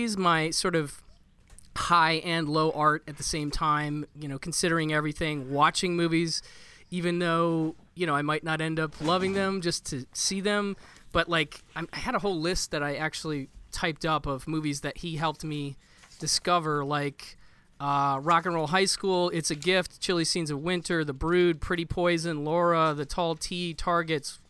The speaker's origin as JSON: {"language": "English", "area": "just outside of Madison", "region": "Wisconsin", "country": "United States", "moved": "yes", "lives_now": "Los Angeles area, United States", "said": "I'm actually from just outside of Madison, Wisconsin"}